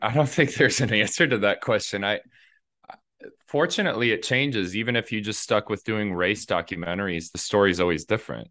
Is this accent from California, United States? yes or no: no; Indiana, United States; I grew up in Indiana